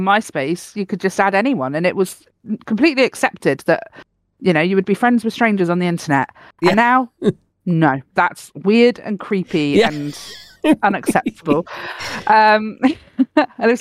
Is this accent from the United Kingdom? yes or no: yes; Cornwall, South West England, United Kingdom; I was born in Cornwall